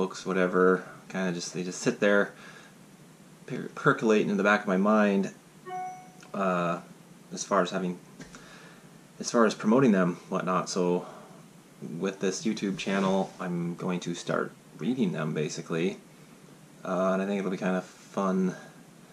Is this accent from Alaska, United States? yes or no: yes; Alaska, United States; growing up in Alaska and all the stories that I, all the trouble I try to get into out there.